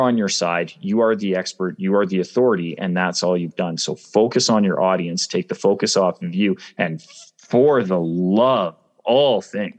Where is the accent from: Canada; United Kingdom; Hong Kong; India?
Canada; also born or lived in Australia; I grew up in Canada making fun of the Quebecois